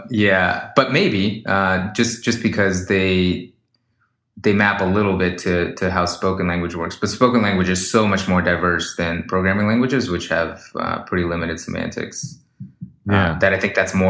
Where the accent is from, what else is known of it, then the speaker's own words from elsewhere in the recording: Sacramento, California, United States; We grew up in Sacramento where there's a huge Russian community, almost 250,000 people. Kind of grew up in a, my parents primarily speak Russian